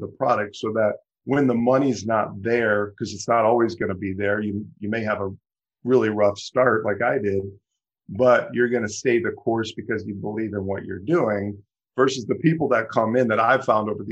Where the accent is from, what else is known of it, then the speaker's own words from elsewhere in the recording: Ohio, United States; moved away as an adult; now in Michigan, United States; I'm born and raised in Ohio. Moved to Michigan about 20 years ago